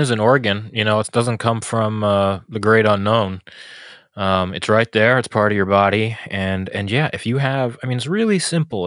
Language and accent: English; New York City, New York, United States; I grew up in New York City